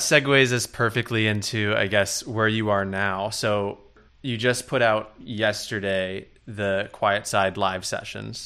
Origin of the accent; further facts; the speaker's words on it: New York City, New York, United States; moved away as an adult; now in Los Angeles, United States; being from New York, I had very close friends that I went to, like, middle school with and that I grew up